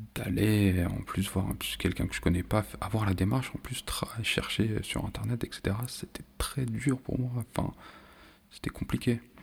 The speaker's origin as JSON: {"language": "French", "country": "France", "tie": "born or raised there", "said": "je suis né, je vis en France"}